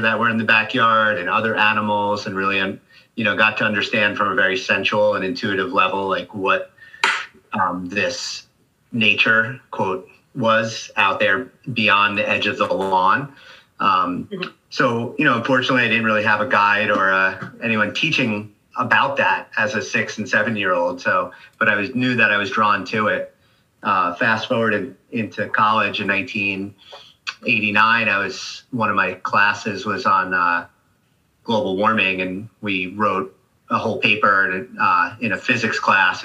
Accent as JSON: {"language": "English", "area": "Rockland County", "region": "New York", "country": "United States", "tie": "born or raised there", "said": "I grew up in Rockland County um, as a as a child"}